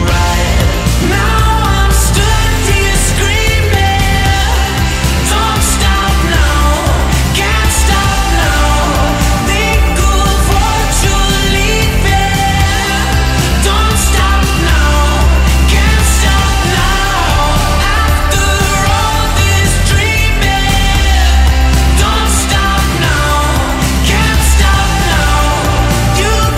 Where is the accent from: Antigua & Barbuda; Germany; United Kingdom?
United Kingdom; Pontefract, Yorkshire and the Humber; I'm from Pontefract